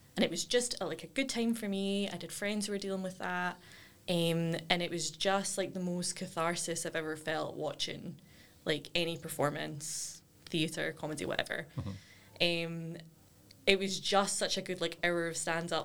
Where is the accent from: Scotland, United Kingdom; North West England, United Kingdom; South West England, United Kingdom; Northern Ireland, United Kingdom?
Scotland, United Kingdom; Cumbernauld; I grew up in Broadwoods, which is just outside